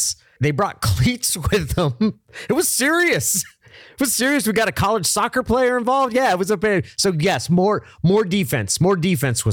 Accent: Oregon, United States; We would drive down from Oregon.

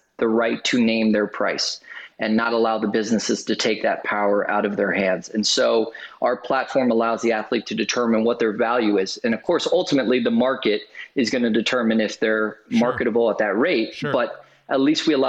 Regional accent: Orlando, Florida, United States; here in my hometown in Orlando

